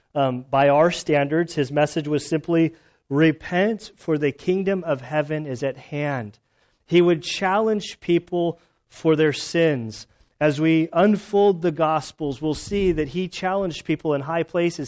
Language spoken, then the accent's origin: English; United States; moved away; My childhood growing up in Lake Tahoe area, uh, for about six years there